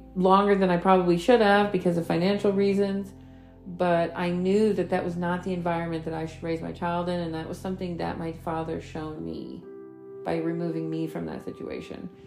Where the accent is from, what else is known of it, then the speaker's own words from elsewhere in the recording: New York, United States; I grew up in New York